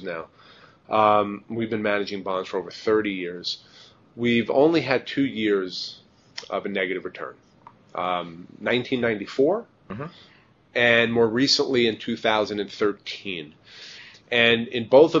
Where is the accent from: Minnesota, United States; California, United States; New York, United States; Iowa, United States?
New York, United States; I'm a New Yorker